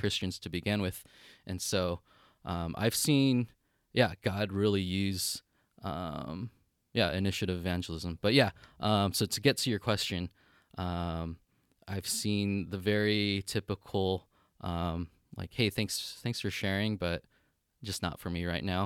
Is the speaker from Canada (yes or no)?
no; United States; moved away as an adult; now in Kyoto, Japan; I'm Chinese American, not even Japanese